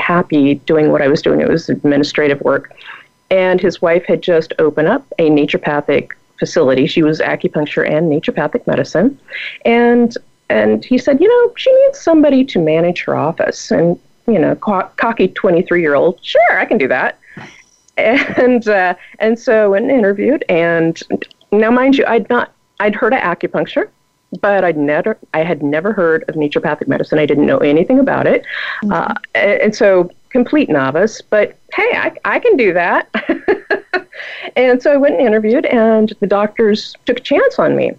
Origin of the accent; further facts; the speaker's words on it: Oregon, United States; was born and raised in Oregon, and I went to medical school here. And so I'm an Oregon girl at my core